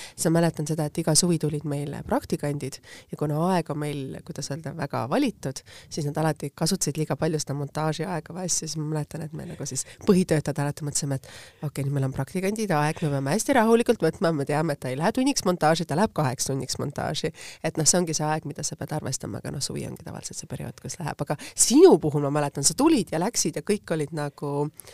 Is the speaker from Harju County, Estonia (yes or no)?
yes; Tallinn, Harju County, Estonia; ma olen ise samamoodi Lasnamäelt pärit